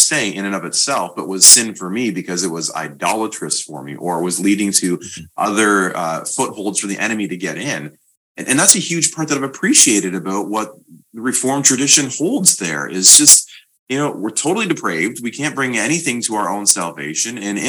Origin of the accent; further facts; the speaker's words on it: Canada; I'm Canadian